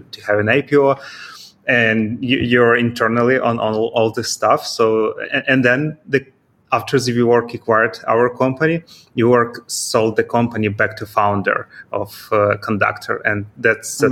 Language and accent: English; Kyiv, Ukraine; moved away as an adult; now in Vinnytsia, Ukraine; It's about 200 kilometers from my native city. It's Kyiv